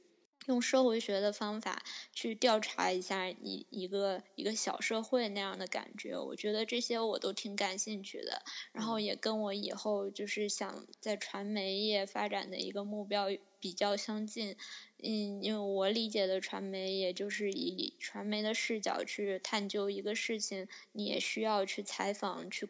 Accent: China; 就只有我我我我曾经上过一个课，就只有我一个中国人，

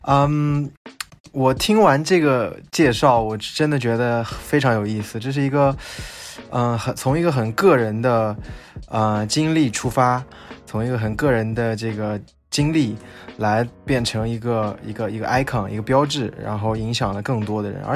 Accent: Xinjiang, China; 我是来自新疆的，

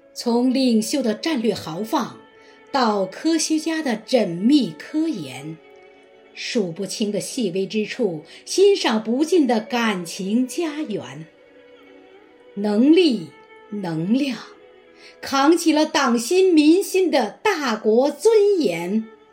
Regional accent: Jiaozhuanghu Village, Shunyi District, Beijing, China; 我是来自人民第一堡垒，中国历史文化名村的顺义区焦庄户村民

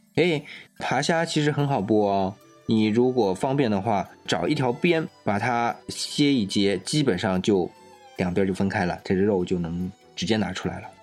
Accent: Guangdong, China; 我们广东人

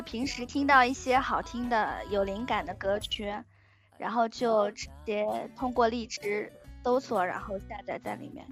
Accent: Changzhou, Jiangsu, China; 我是江苏常州的

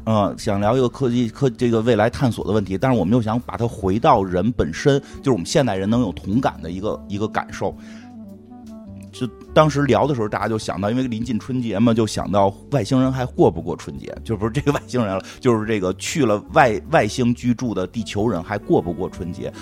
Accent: Beijing, China; 实际上我并不是老北京人，我属于新北京人，我这代是在这儿长大的

